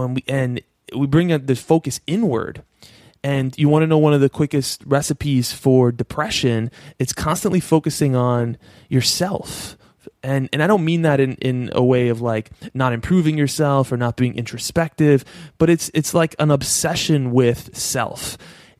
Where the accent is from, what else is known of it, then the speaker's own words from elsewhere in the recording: New York, United States; I'm from New York. I live in New York